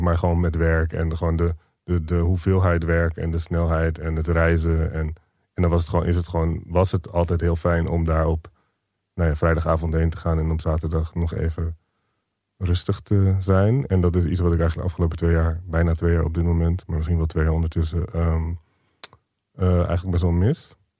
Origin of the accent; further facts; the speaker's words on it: Rotterdam, South Holland, Netherlands; also born or lived in Barendrecht; het staat op mijn paspoort als waar ik geboren ben. Volgens mij klopt dat. Eh, ik ben er ook redelijk opgegroeid. We hebben er de eerste tien jaar gewoond